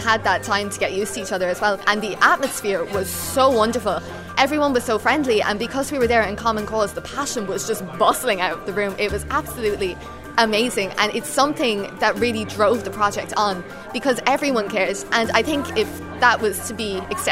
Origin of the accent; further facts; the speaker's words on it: County Waterford, Munster, Ireland; I'm 16 from County Waterford